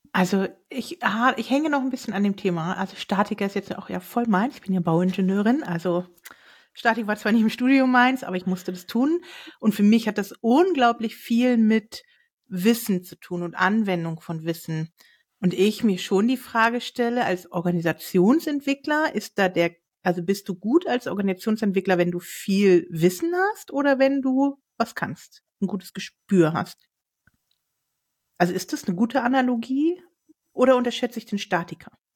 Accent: Northern Germany, Germany; moved away; Ich war in der Heimat, also in Norddeutschland unterwegs

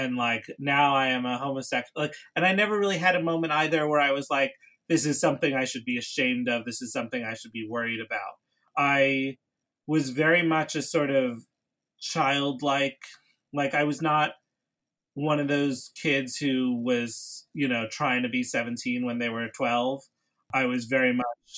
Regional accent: New York City, New York, United States; I grew up in New York City

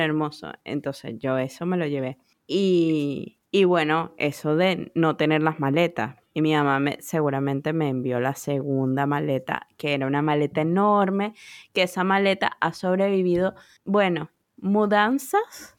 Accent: Venezuela; moved away; also born or lived in United States; me vine de Estados Unidos, o sea, como yo solita, y, regresé a Venezuela.

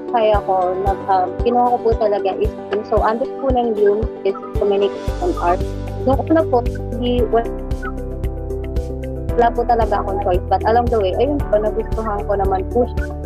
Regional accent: Antipolo, Calabarzon, Philippines; and since naman taga Antipolo po ako, and at the same time, nandun din po kasi yung pinakang course ko.

